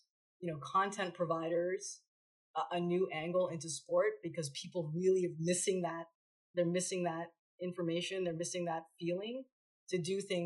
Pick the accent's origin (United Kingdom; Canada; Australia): Canada; now in Los Angeles, United States